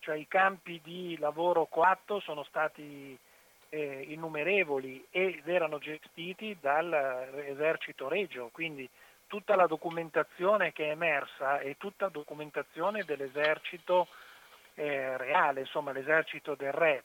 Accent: near Ostuni, Apulia, Italy; io, eh, sono originario della Puglia, vicino a Stuni, un paese molto conosciuto dal punto di vista turistico

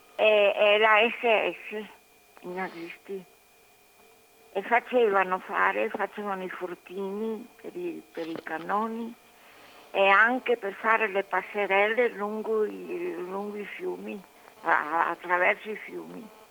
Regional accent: between the Gorzone, the Adige and the Po, Veneto, Italy; dove sono nata io

